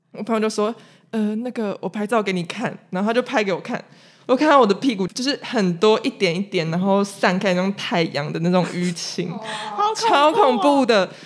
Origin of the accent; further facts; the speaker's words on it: Hualien, Hualien County, Taiwan; 我的土生土长的花莲人呢。我家就住在海边